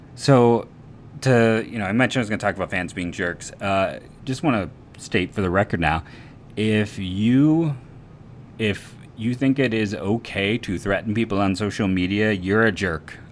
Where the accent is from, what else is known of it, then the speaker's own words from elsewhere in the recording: Copley, Ohio, United States; I am from Copley